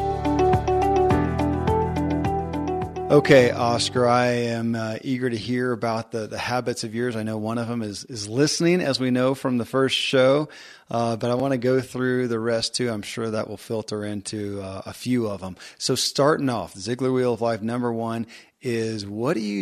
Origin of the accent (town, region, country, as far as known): Kentucky, United States; born or raised there